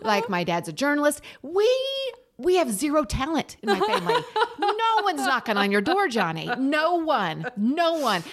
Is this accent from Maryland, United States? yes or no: no; the South, Tennessee, United States; now in Los Angeles, United States; the background music in the room of me growing up in the South was having a gay parent